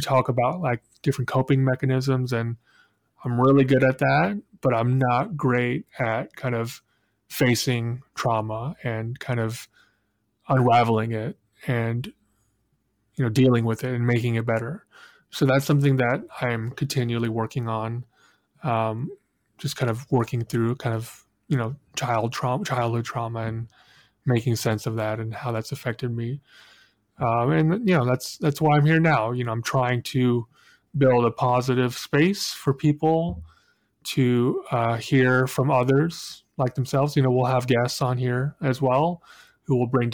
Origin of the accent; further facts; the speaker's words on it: Spokane, Washington, United States; Grew up in the same town as Bill, Spokane, Washington